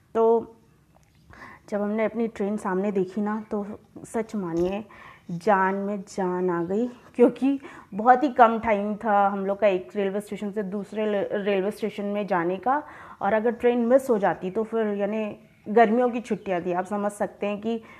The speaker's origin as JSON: {"language": "Hindi", "town": "Dindori", "region": "Madhya Pradesh", "country": "India", "said": "मैं डिंडौरी से हूँ"}